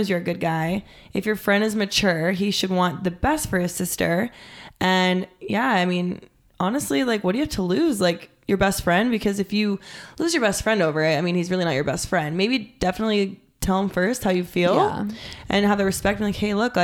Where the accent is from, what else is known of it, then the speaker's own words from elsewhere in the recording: Alaska, United States; moved away as an adult; also born or lived in Los Angeles; now in Scottsdale, United States; I'm from Alaska. It's a small town.